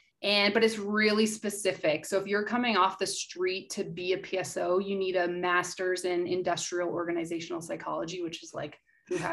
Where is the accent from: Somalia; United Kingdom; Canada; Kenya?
Canada; Nanton, Alberta; moved away as an adult; also born or lived in Canmore, Alberta / Halifax, Nova Scotia / Ottawa, Ontario / Victoria, British Columbia; growing up in Nanton